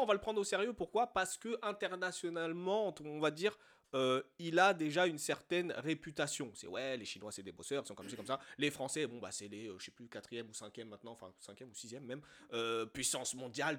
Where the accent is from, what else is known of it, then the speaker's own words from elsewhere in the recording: France; also born or lived in Côte d'Ivoire; on est né ici, on a grandi ici, on a été élevé, certes, à l'africaine, mais dans un environnement français